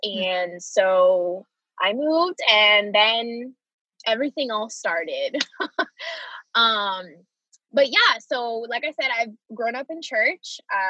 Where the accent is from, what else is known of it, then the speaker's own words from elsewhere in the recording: Florida, United States; also born or lived in Puerto Rico; So like I said, I was born in Puerto Rico and I moved to Florida when I was either I was about to turn 8 or I was already 8.